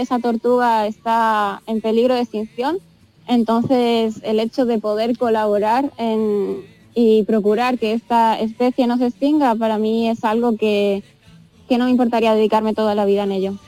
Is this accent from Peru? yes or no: no; Spain; moved away; soy la única española